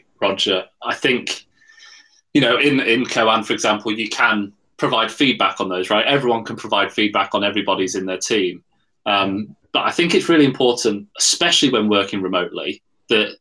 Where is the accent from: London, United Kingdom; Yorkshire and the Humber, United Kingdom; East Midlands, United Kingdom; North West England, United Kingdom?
Yorkshire and the Humber, United Kingdom; I'm a Yorkshireman.